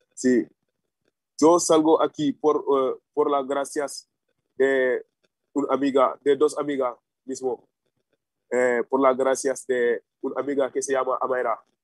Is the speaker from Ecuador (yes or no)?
no; Senegal; Spanish is a second language; moved away as an adult; now in Spain